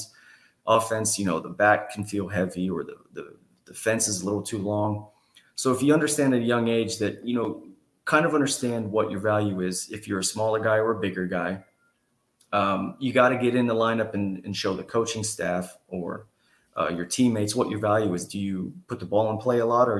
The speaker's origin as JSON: {"language": "English", "town": "Houston", "region": "Texas", "country": "United States", "said": "I was from the Houston area"}